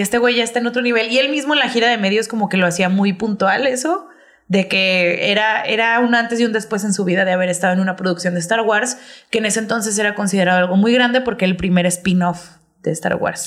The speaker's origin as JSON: {"language": "Spanish", "country": "Mexico", "said": "Somos mexicanos"}